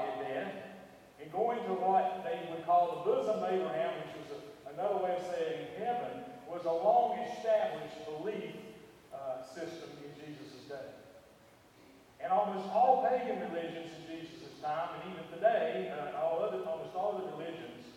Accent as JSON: {"language": "English", "region": "Western North Carolina", "country": "United States", "tie": "born or raised there", "said": "I grew up in Western North Carolina"}